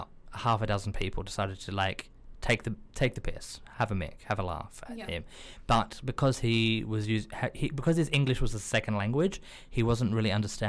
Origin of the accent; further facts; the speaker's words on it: Australia; moved away as an adult; now in London, United Kingdom; I'm also an Australian based in London